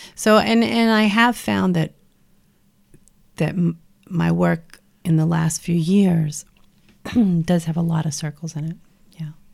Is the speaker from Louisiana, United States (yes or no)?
yes; New Orleans, Louisiana, United States; also born or lived in Brooklyn; now in Cold Spring, United States; growing up in New Orleans